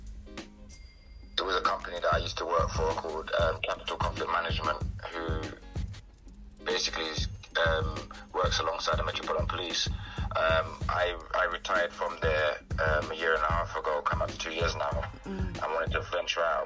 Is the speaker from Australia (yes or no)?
no; London, United Kingdom; Growing up in Hackney myself and involved in a lot of gang crime and gang culture